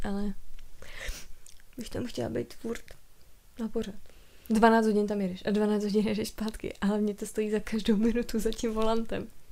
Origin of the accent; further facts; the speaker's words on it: Czechia; jsem se narodila v Česku